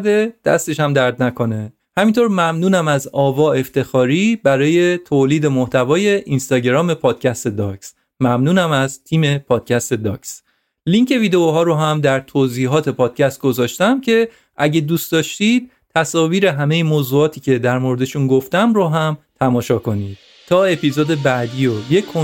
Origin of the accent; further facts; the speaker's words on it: Iran; یونانی ها از من پرسیدن که اهل کجا هستی و من گفتم ایرانی هستم